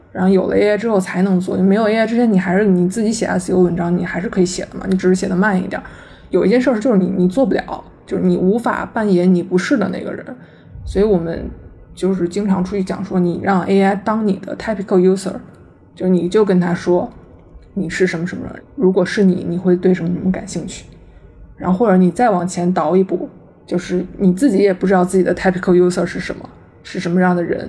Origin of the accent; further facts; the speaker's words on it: China; 我们作为中国人